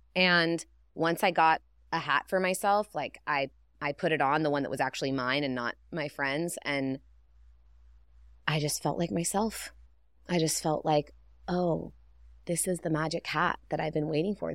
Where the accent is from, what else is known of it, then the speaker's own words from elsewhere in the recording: Northern California, United States; I grew up with hippies in Northern California